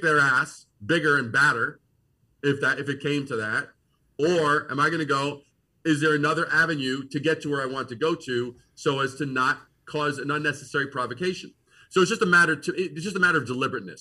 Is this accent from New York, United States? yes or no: yes; New York City, New York, United States; moved away as an adult; also born or lived in Brooklyn, New York; now in Eau Claire, United States; growing up in Brooklyn, being born in Brooklyn, raised in Queens